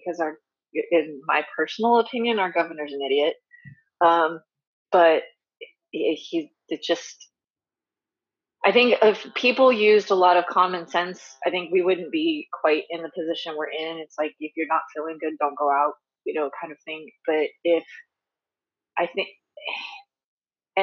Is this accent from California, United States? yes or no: yes; Redondo Beach, California, United States; also born or lived in Orange County / Corona; I was born in Redondo Beach and spent all my life out here, but, you know, in different parts of Southern California